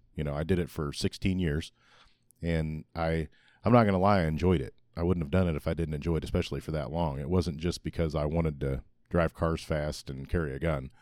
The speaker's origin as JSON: {"language": "English", "town": "Republic", "region": "Missouri", "country": "United States", "tie": "born or raised there"}